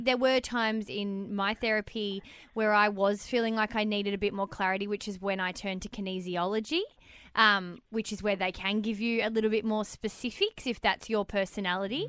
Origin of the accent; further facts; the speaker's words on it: Melbourne, Victoria, Australia; moved away; I'm originally from Melbourne